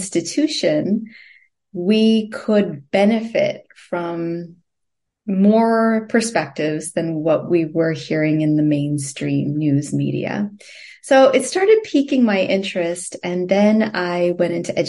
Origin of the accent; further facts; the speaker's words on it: Toronto, Ontario, Canada; moved away as an adult; also born or lived in Singapore; now in United States; And growing up in Canada, I grew up in Toronto